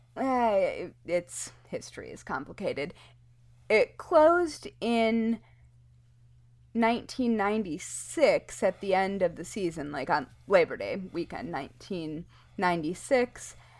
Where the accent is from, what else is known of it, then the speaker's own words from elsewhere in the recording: Kalamazoo River, Michigan, United States; I grew up on the Kalamazoo River where there are paper companies